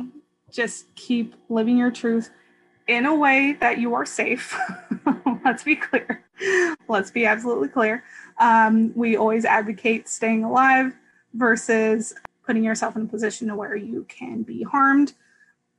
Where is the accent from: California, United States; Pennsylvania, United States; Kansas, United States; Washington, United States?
California, United States; moved away as an adult; also born or lived in New England / Boston; having been born and raised in California and then living in New England for 4 years-ish